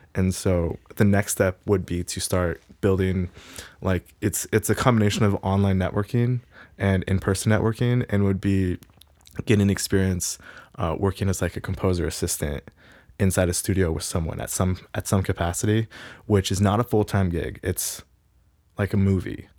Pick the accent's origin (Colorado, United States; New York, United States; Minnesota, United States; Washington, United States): Washington, United States; Pullman; also born or lived in Gig Harbor, Washington / Tacoma, Washington; I grew up in Pullman.